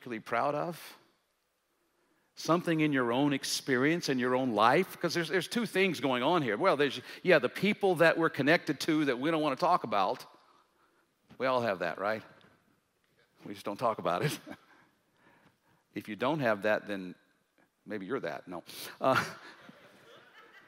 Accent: Jackson, Mississippi, United States; now in Tennessee, United States; I grew up in Jackson, Mississippi, and so we had Mississippi history

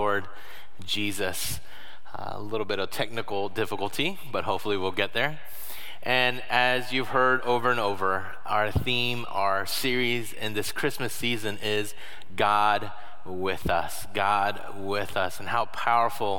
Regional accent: Florida, United States; now in Michigan, United States; I'm not from Michigan, that I did not have snow days growing up. What we had instead were hurricane days. I grew up in Florida.

